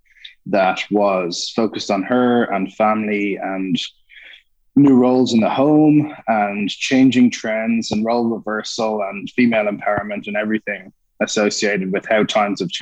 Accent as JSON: {"language": "English", "country": "Ireland", "moved": "yes", "lives_now": "New York, United States", "said": "it's a good place to be as an Irish person on St. Patrick's Day, because over here, they really amp it up"}